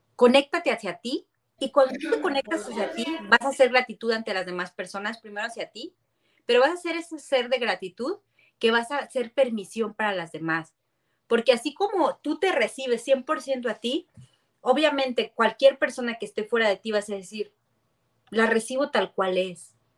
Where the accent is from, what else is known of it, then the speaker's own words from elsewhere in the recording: San Luis Potosí, Mexico; also born or lived in Guadalajara; es mi tierra, yo soy potosina